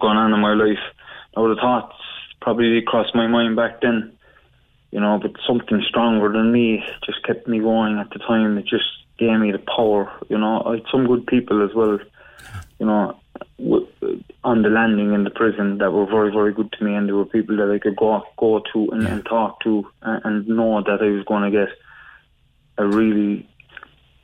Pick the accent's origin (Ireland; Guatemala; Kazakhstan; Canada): Ireland; Cork, Munster; where I grew up in Hollyhill in Arcullen